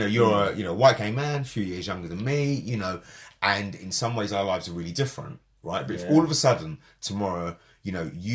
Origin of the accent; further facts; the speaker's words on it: London, United Kingdom; I was born in London at a particular time to particular parents who brought me up in a certain way